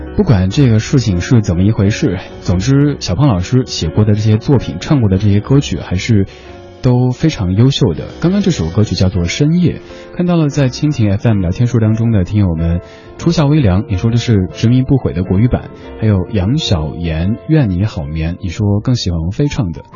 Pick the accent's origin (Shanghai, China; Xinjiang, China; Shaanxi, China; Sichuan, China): Sichuan, China; accent: Sichuanese; now in Beijing, China; 我的家乡话四川话